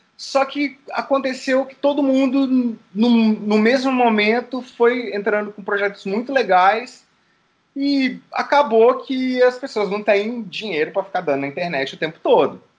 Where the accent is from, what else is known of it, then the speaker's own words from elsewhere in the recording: Caxambu, Minas Gerais, Brazil; isso é lá em Caxambu, Minas Gerais. Terra, minha terra